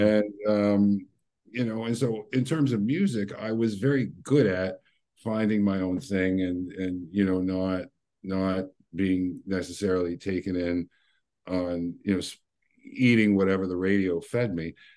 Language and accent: English; Windsor, Ontario, Canada; I was from Windsor, which is one mile from Detroit